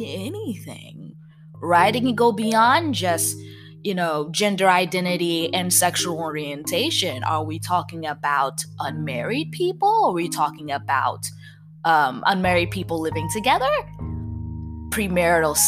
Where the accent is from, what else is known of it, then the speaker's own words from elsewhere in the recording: New Jersey, United States; accent: Jersey; my Jersey accent